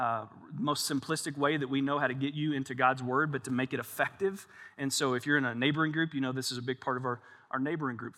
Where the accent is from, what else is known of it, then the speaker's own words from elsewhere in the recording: Kentucky, United States; we're both from Kentucky